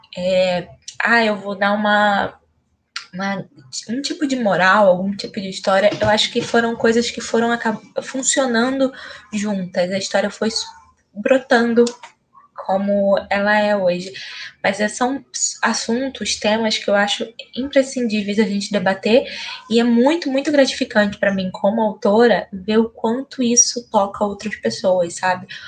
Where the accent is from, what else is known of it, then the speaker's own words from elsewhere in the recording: São Gonçalo, Rio de Janeiro, Brazil; eu sou daqui de São Gonçalo